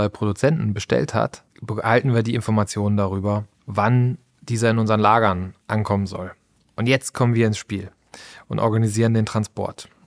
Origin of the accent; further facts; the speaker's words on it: Essen, North Rhine-Westphalia, Germany; born there; Ich bin gebürtiger Essener